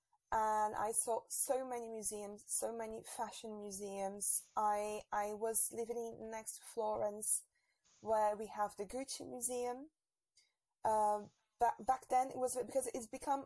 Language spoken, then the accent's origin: English; Brazil; moved away as an adult; now in Paris, France; I'm actually from Brazil